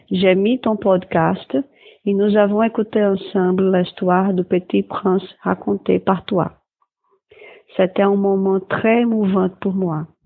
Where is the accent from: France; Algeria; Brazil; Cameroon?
Brazil; French is a second language; Je suis brésilien.